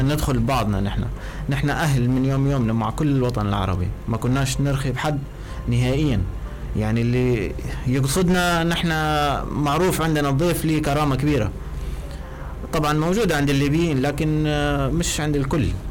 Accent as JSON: {"language": "Arabic", "country": "Syria", "moved": "as an adult", "lives_now": "Libya", "said": "أنا كسوري موجود"}